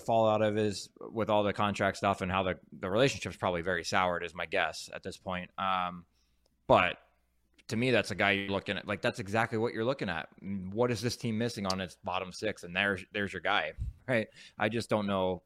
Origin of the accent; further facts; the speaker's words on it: New Jersey, United States; moved away as an adult; also born or lived in Anaheim / the South; I'm from Jersey